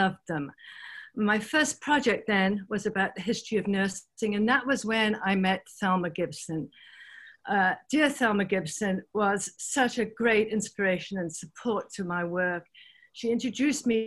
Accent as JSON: {"language": "English", "region": "England", "country": "United Kingdom", "tie": "born or raised there", "also_born_or_lived": "London / Vancouver / California / Washington, D.C.", "moved": "as an adult", "lives_now": "Miami, United States", "said": "I grew up in England"}